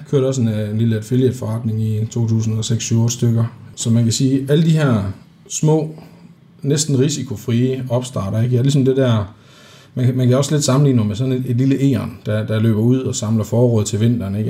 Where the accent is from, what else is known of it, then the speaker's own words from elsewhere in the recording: Denmark; vi er fra Jylland